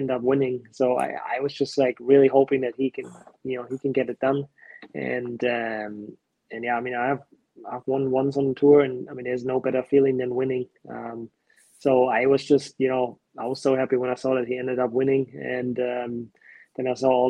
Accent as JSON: {"language": "English", "country": "Germany", "tie": "born or raised there", "also_born_or_lived": "Colorado / Arizona", "moved": "yes", "said": "we've grown up in Germany"}